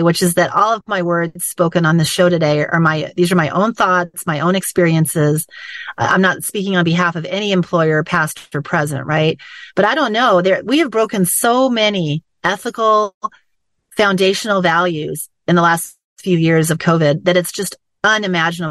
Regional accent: United States; I was born in America to parents who had fled from a system like this

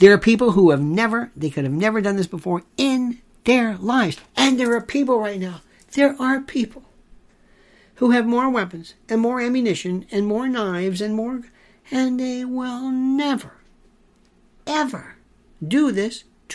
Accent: Florida, United States; Growing up in Florida

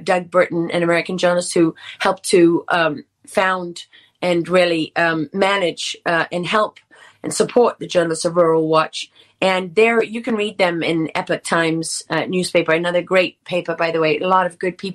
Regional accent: South Africa; I am South African.

